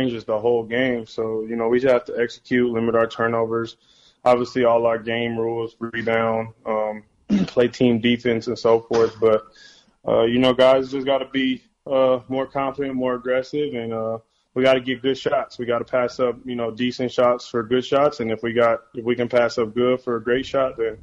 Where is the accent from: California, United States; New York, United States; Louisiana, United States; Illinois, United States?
California, United States; Bay Area; growing up in the Bay Area, doing everything that I wanted to do for, you know, my whole life, 26, 27 years